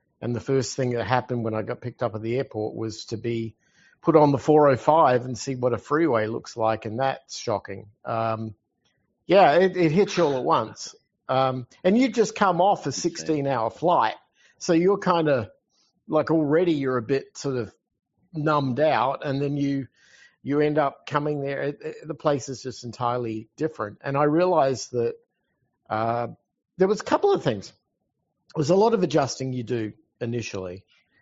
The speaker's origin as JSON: {"language": "English", "town": "Adelaide", "region": "South Australia", "country": "Australia", "tie": "born or raised there", "moved": "as an adult", "said": "I'm from Adelaide, Australia"}